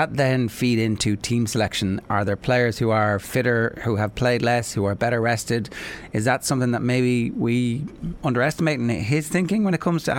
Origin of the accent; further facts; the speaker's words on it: Ireland; because we're Irish.